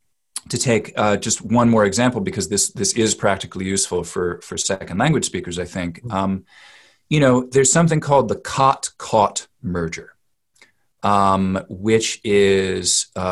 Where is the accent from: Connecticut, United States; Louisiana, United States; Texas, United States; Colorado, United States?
Connecticut, United States; also born or lived in England; My native accent, I grew up in Connecticut, and then I had, you know, trained as an actor in England and then became a speech teacher.